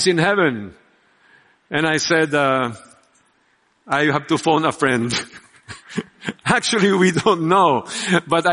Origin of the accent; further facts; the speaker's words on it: Philippines; We are Filipino